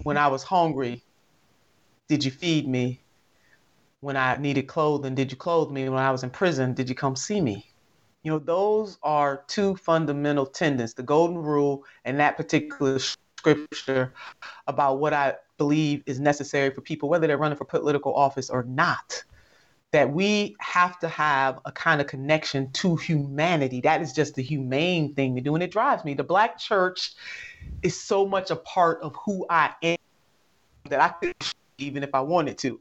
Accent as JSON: {"language": "English", "region": "Ohio", "country": "United States", "said": "right here in my home state"}